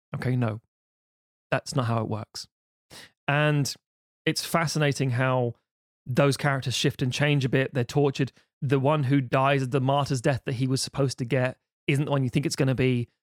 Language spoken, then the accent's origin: English; United Kingdom; being British.